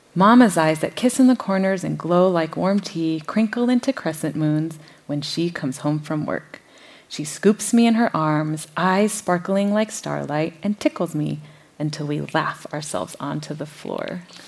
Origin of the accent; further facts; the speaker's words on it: Minnesota, United States; I grew up in Minnesota